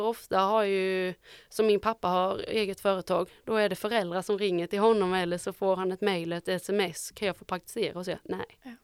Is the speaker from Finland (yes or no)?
no; Osby, Skåne, Sweden; Jag är från Osby